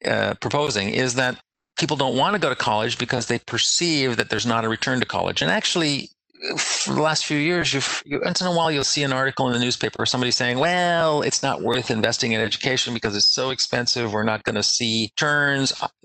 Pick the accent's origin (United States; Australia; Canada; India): Canada; I grew up in Canada